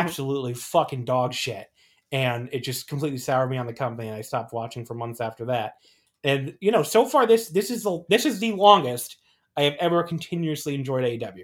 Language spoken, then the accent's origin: English; New Jersey, United States; I grew up a lot in New Jersey